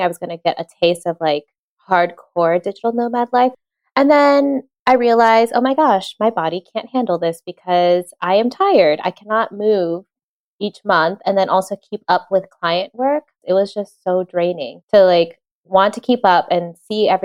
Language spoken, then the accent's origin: English; Virginia, United States; moved away as an adult; now in Madrid, Spain; I'm originally from Virginia in the United States, and now I live full-time in Madrid, Spain